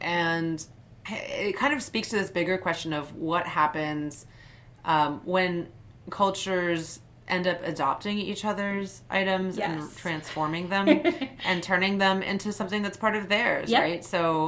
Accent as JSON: {"language": "English", "country": "United States", "said": "As Japanese American, I've been called Oriental on a number of occasions."}